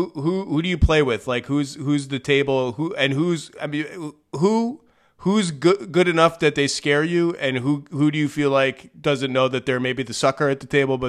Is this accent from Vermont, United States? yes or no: no; Connecticut, United States; also born or lived in New York; because I grew up in Connecticut, in New York, man.